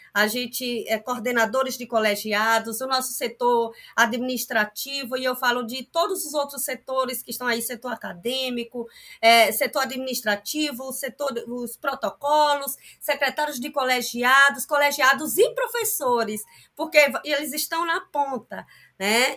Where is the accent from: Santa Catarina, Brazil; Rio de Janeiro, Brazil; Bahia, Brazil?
Bahia, Brazil; Pindobaçu; eu sou de Pinobaçu